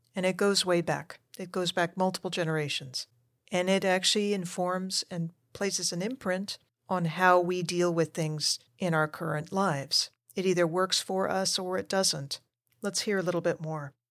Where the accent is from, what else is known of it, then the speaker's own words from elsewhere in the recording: United States; also born or lived in Argentina; my family moved us over to the United States when I was a toddler